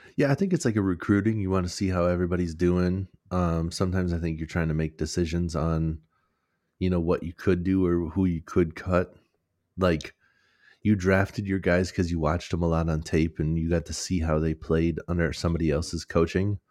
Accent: Minnesota, United States; we're from Minnesota

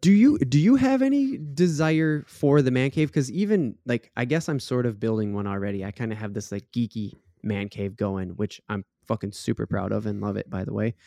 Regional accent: Minnesota, United States; we're not from Florida, we're from Minnesota

